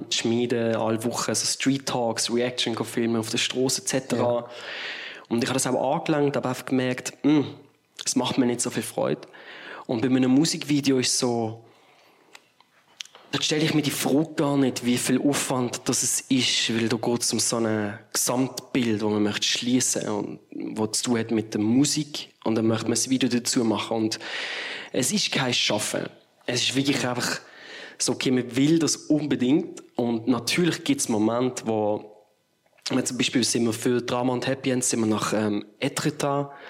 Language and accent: German; Basel, Basel-Stadt, Switzerland; gerade wenn man hier in der Schweiz wohnt oder als Basler, allein schon mit der Fahrt hat man einfach irgendwie gesagt, okay, das, das muss jetzt sein.